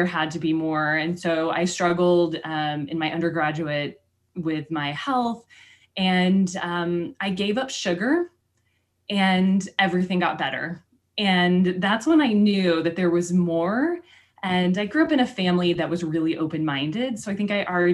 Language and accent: English; Kansas, United States; moved away as an adult; also born or lived in Texas; now in Boulder, United States; I grew up in Kansas and then I went to school in Texas